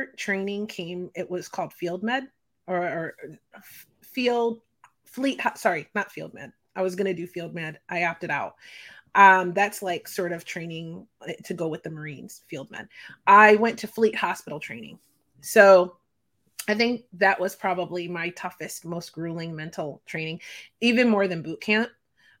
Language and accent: English; Philadelphia, Pennsylvania, United States; I'm from Philadelphia, Pennsylvania